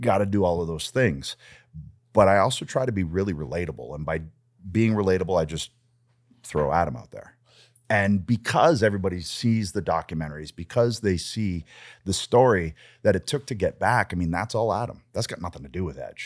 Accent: Canada; I'm Canadian

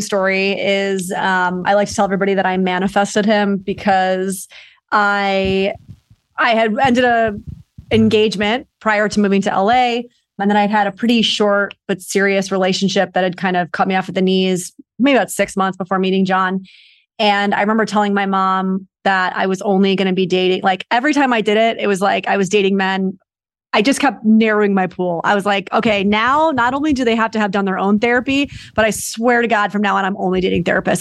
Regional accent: New York, United States; moved away as an adult; now in Los Angeles, United States; I'm originally from New York, and I, I've been out here for about six years.

